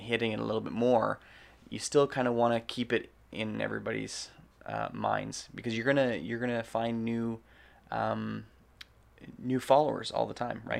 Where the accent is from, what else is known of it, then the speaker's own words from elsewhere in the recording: Canada; We're Canadian filmmakers